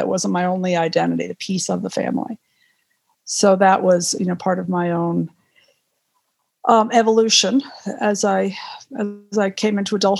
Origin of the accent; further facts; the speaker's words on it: East Coast, United States; I grew up in the East Coast, you know, rolling hills, you know, well-worn with time